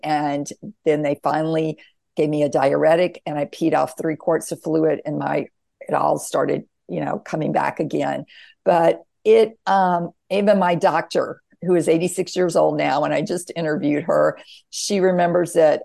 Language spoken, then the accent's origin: English; the Bible Belt, the South, United States; I was raised in the South, the Bible Belt, very conservative